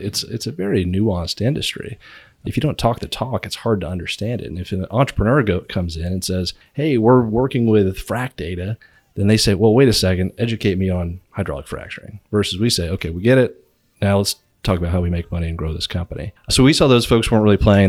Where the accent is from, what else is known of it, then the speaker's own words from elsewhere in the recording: Virginia, United States; moved away as an adult; now in Houston, United States; I grew up in Virginia, stumbled down to Houston